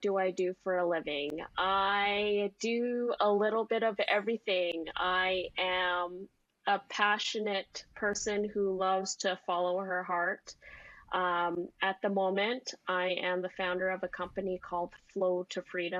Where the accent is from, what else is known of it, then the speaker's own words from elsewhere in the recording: Vancouver, British Columbia, Canada; also born or lived in Maui; Born and raised in Vancouver.